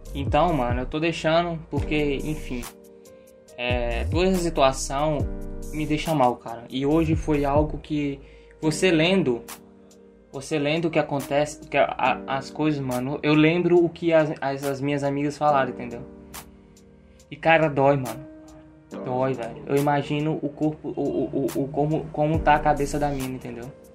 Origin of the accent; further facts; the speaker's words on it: Brazil; eu sou brasileiro